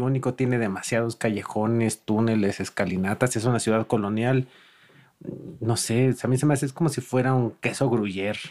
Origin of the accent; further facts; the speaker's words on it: Mexico; todos como mexicanos